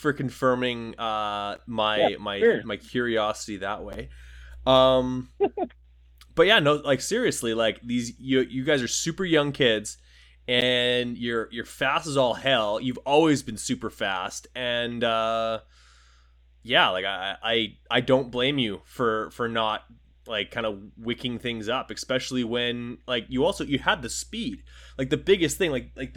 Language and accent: English; Winnipeg, Manitoba, Canada; I'm from Winnipeg, Manitoba, Canada